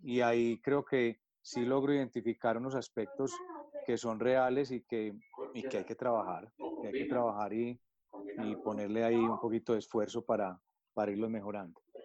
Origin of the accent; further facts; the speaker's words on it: Medellín, Antioquia, Colombia; also born or lived in United States / Europe; nací aquí en Medellín, Colombia tuve la oportunidad de formarme aquí